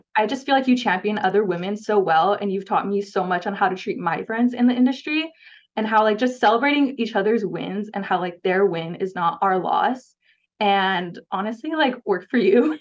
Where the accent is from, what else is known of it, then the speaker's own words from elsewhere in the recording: Ontario, California, United States; moved away as an adult; now in Dallas, United States; I grew up in Ontario, California, like the Inland Empire area.